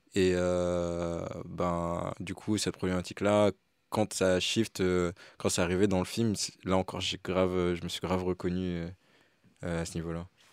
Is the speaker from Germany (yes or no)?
no; Martinique; moved away as an adult; quand je suis parti de la Martinique, c'était exactement ça. Mm. Euh, je suis parti loin pour euh, aussi étudier